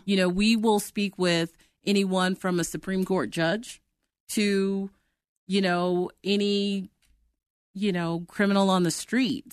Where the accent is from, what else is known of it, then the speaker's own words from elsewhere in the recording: Oklahoma, United States; moved away as an adult; now in Denver, United States; I'm from Oklahoma, but I live in, I live in Denver.